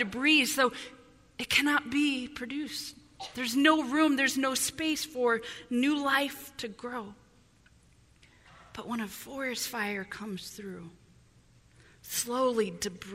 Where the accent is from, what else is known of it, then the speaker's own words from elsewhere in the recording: Illinois, United States; now in Southern California, United States; growing up in Illinois